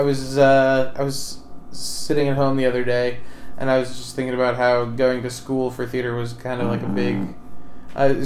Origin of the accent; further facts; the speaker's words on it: Wethersfield, Connecticut, United States; also born or lived in Hartford, Connecticut; my hometown is Wethersfield, Connecticut, which is the town just south of Hartford